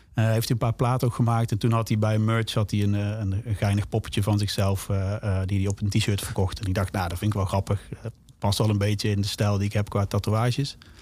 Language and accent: Dutch; Zaltbommel, Gelderland, Netherlands; ik ben natuurlijk opgegroeid in Zalbommel. Dat is onder de rook van, van Den Bosch.